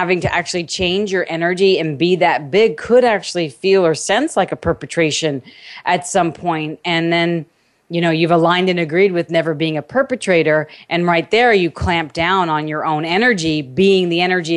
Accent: New York, United States; also born or lived in California; now in Cedar Hill, Texas, United States; I'm from New York

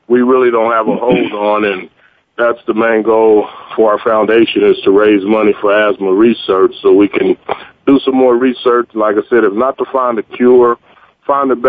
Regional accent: Fresno, California, United States; moved away as an adult; also born or lived in Las Vegas, Nevada; I'm originally from Fresno, California, born and raised in Fresno, California

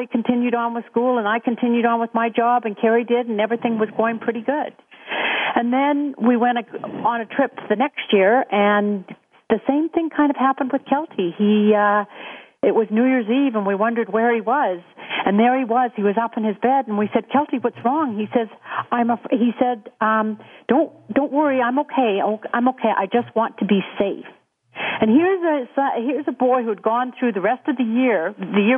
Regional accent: West Vancouver, British Columbia, Canada; also born or lived in Whistler; we grew up in West Vancouver

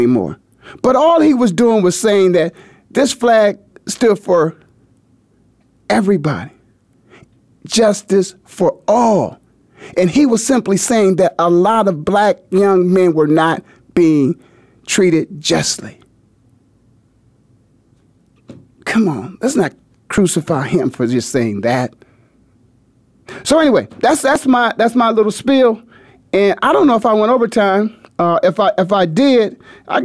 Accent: Canton, Ohio, United States; also born or lived in Philadelphia; now in Phoenix, United States; I'm from the Hall of Fame city, Canton, Ohio, in case you didn't know all that. Took a little detour off in Philadelphia for a few years, and now I'm in Phoenix.

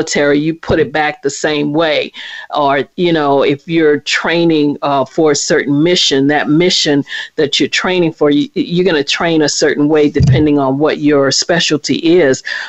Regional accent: New Orleans, Louisiana, United States; now in Washington, D.C., United States; I am originally from New Orleans, Louisiana, but I'm currently in the Washington, D.C. area.

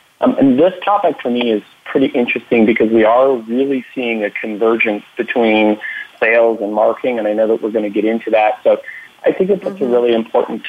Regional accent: Canada; accent: thick Canadian; also born or lived in Toronto; I'm based in Toronto, so hopefully you'll be able to make out my thick Canadian accent.

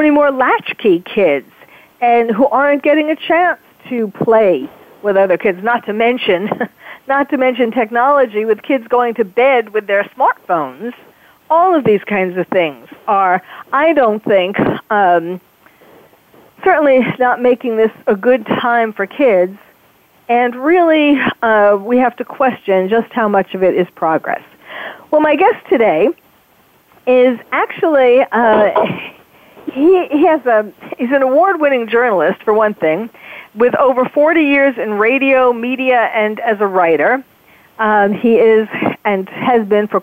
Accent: New York, United States; I grew up in New York

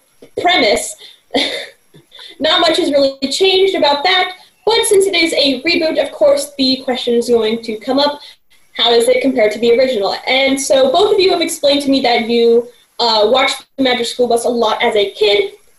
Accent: Los Angeles, California, United States; from Los Angeles, California, and you're listening to Kids First Coming Attractions.

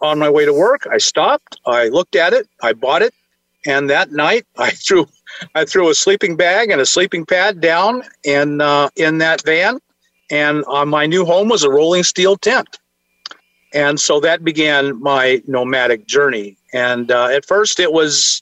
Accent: Alaska, United States; moved away; when I grew up in Alaska

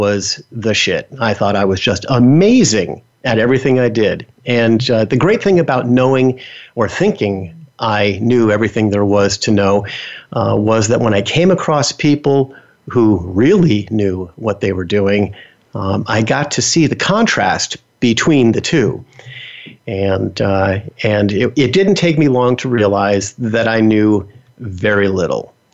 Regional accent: Bergen County, New Jersey, United States; also born or lived in Bronx, New York City; I grew up in New Jersey

